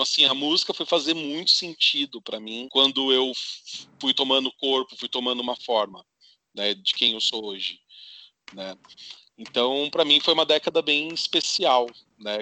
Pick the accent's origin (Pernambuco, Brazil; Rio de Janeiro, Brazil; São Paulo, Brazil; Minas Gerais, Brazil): São Paulo, Brazil; interior of; moved away; eu sou do interior de São Paulo